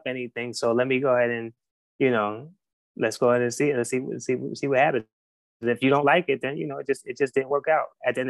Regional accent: North Carolina, United States; also born or lived in Queens, New York; I was born in New York, Queens, okay. New York. And I moved from New York when I was like 9, 10 years old to North Carolina. And, you know, I was raised there.

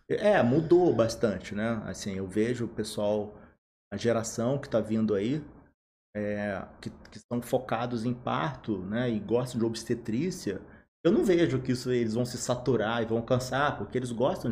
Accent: Volta Redonda, Rio de Janeiro, Brazil; Sou, eu sou aqui de Volta Redonda, sou formado aqui

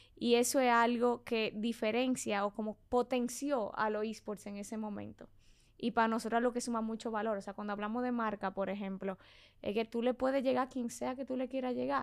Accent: Santo Domingo, Distrito Nacional, Dominican Republic; also born or lived in Mexico; yo soy de Santo Domingo. Nací aquí, me crié aquí, todo aquí

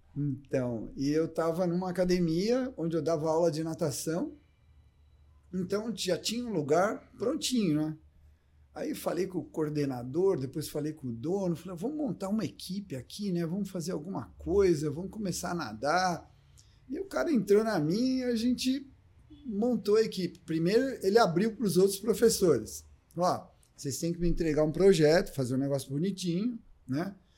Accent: Ribeirão Preto, São Paulo, Brazil; also born or lived in Jaboticabal; me criei em Ribeirão Preto

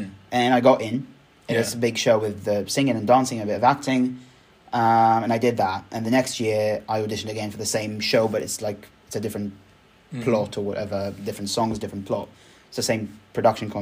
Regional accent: Israel; moved away; I am originally from Israel

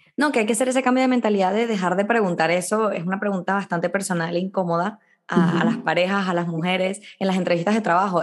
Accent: Venezuela; moved away; yo vengo de Venezuela

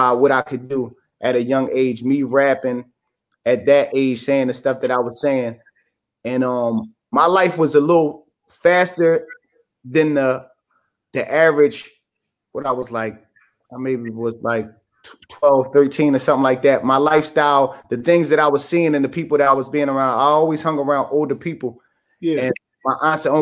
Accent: Philadelphia, Pennsylvania, United States; I'm originally from West Philly, 52nd and Parkside, and 49th and Reno

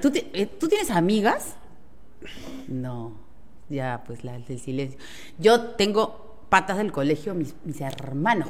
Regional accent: Peru; somos los peruanos

